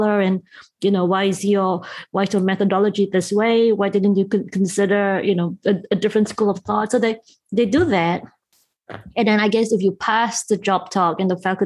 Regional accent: Malaysia; moved away as an adult; also born or lived in Cambridge, England; now in United States; I did grow up in Malaysia and I spent my formative years and I actually left Malaysia only when I was 20

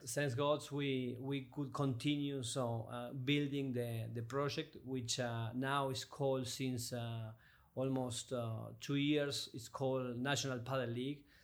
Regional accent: Argentina; moved away as an adult; also born or lived in France / Mexico; now in Miami, United States; I come from Argentina

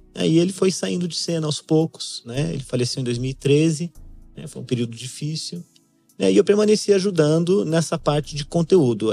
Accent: São José dos Campos, São Paulo, Brazil; Eu sou nascido criado em São José dos Campos

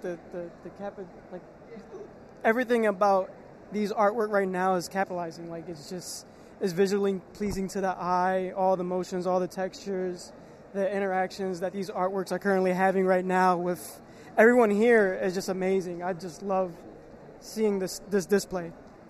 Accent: Philadelphia, Pennsylvania, United States; I am from Philadelphia.

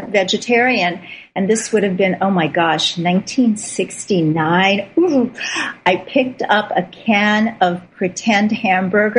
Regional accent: Midwest, United States; I'm from the Midwest

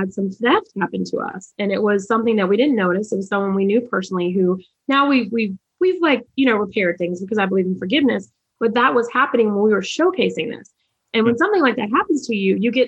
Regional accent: Charlotte, North Carolina, United States; I'm from Charlotte, North Carolina, and we had a minority achievement program

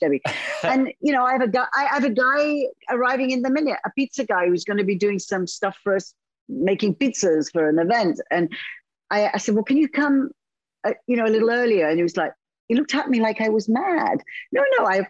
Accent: United Kingdom; now in Italy; I'm European. I'm British.

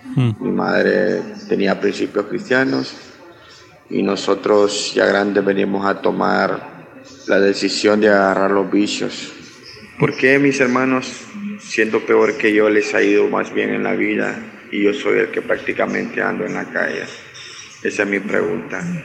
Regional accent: Honduras; soy de Honduras.

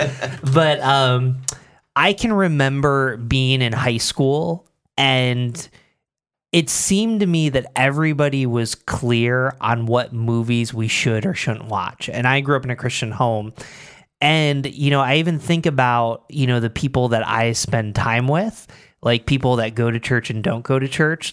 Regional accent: Binghamton, New York, United States; also born or lived in Philadelphia; now in Rochester, United States; I grew up in Binghamton, lived in Philadelphia

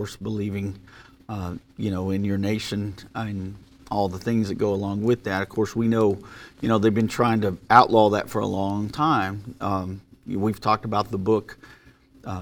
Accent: United States; As American

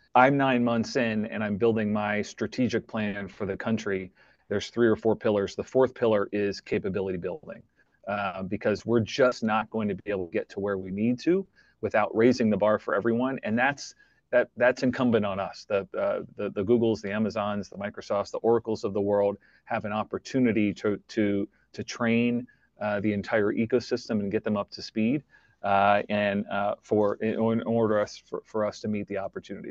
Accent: United States; moved away as an adult; now in Canada; I'm originally American

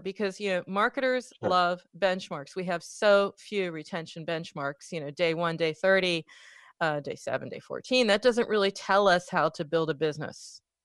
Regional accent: United States; I'm from America

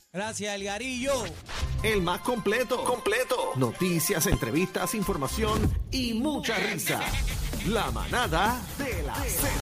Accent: Puerto Rico; todos somos puertorriqueños

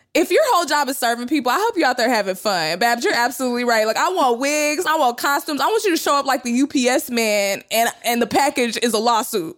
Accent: Texas, United States; I'm from Texas

